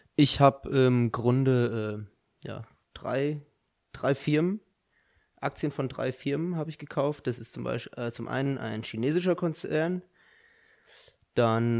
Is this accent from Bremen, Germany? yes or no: no; Dirlos, Hesse, Germany; Ich komme auch aus Dierlos